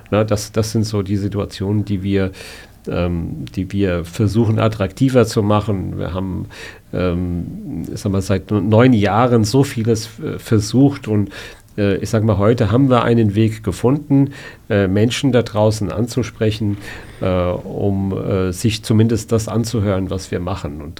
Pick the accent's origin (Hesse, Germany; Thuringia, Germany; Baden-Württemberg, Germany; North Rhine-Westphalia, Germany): Hesse, Germany; Hanau; Ich bin gebürtiger Hanauer.